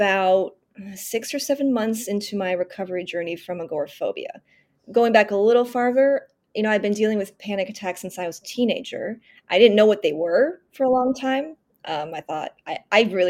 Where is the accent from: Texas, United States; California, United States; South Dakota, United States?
California, United States; San Francisco Bay Area; moved away as an adult; now in Los Angeles, United States; I grew up in California in the San Francisco Bay Area